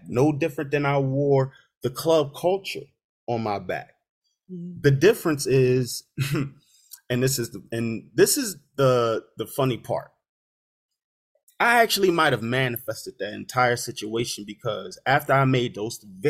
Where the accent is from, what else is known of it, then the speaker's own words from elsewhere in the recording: Philadelphia, Pennsylvania, United States; I'm from Philadelphia